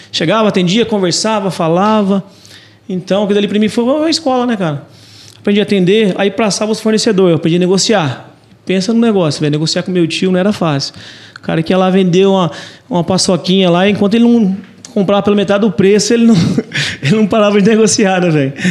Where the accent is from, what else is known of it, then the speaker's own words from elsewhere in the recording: Londrina, Paraná, Brazil; also born or lived in Biporã, Paraná; Na verdade, eu nasci em Biporã, que é do lado aqui de, de Londrina, né? Mas aí com sete anos eu vim para Londrina.